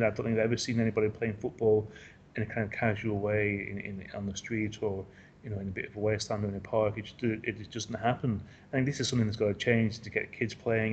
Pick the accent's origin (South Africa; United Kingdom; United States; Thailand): United Kingdom; England; now in Asia; I'm an English football writer based in in Asia